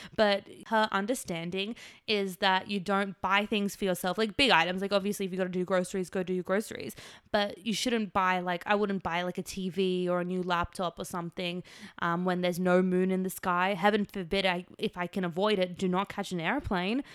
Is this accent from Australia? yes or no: yes; Australia; moved away as an adult; now in Los Angeles, United States; I'm from Australia